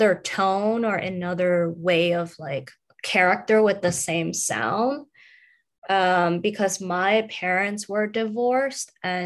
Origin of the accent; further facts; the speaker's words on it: New York City, New York, United States; also born or lived in Guangzhou, China / Los Angeles; I was born in Guangzhou, China. And at the age of 5, I was imported to Los Angeles for 3 years. And then I was imported back to Brooklyn, New York.